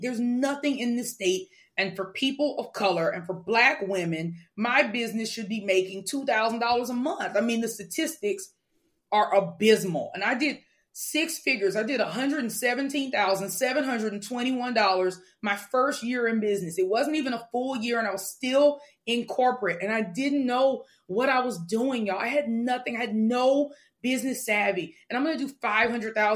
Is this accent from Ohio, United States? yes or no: no; Mobile, Alabama, United States; I grew up in Mobile, the second largest city in the second poorest state in the country.